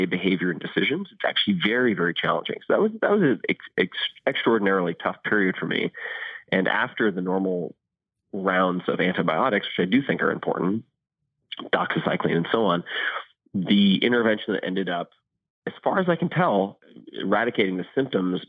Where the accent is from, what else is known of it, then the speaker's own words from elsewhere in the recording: Eastern Long Island, New York, United States; where I grew up on Eastern Long Island